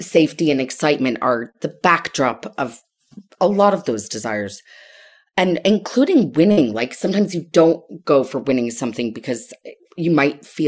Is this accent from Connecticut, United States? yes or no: yes; Connecticut, United States; I grew up in Connecticut